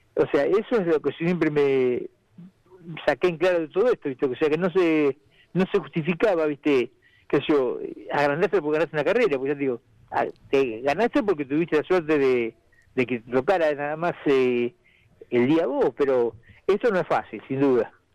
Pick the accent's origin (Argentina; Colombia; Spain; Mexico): Argentina; Necochea, Buenos Aires Province; fue ante toda mi gente, todo mi pueblo